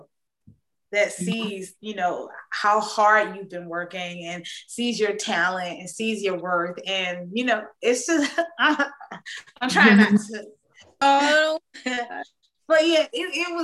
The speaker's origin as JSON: {"language": "English", "town": "Atlanta", "region": "Georgia", "country": "United States", "tie": "born or raised there", "said": "I'm a homegrown Southern Georgia peach"}